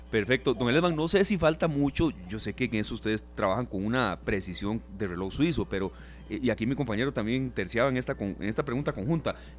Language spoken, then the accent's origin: Spanish; Costa Rica; soy costarricense